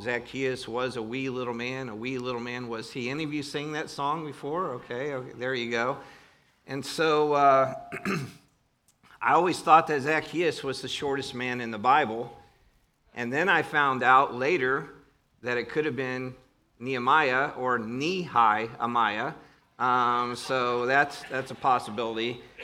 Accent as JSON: {"language": "English", "region": "Northern Ohio", "country": "United States", "accent": "Northern Ohio", "said": "my Northern Ohio accent"}